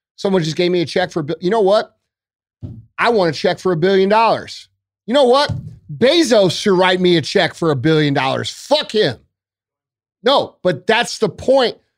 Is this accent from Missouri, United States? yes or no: yes; St. Louis, Missouri, United States; I am from Saint Louis